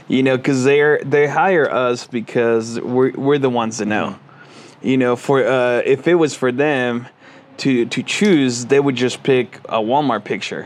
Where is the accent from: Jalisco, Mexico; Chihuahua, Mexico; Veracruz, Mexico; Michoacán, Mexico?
Veracruz, Mexico; moved away; I go to, uh, to my hometown in Mexico, uh, in Veracruz